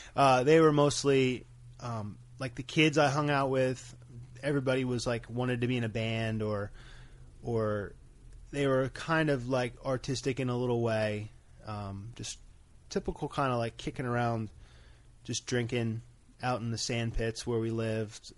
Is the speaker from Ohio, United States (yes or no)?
no; Bayville, New Jersey, United States; I'm from Bayville, New Jersey